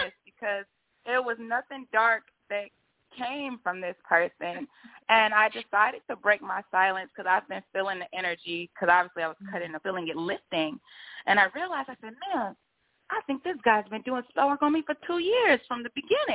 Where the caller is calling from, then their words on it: Chicago, Illinois, United States; I'm calling from Chicago